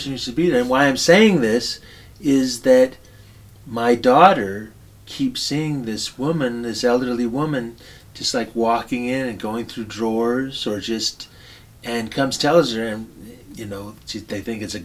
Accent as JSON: {"language": "English", "town": "Oxnard", "region": "California", "country": "United States", "tie": "born or raised there", "said": "it's in my hometown"}